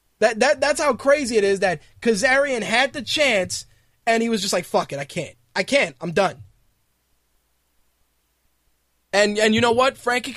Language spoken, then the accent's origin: English; New York City, New York, United States; when I grew up in the Bronx, from 1987 till 1992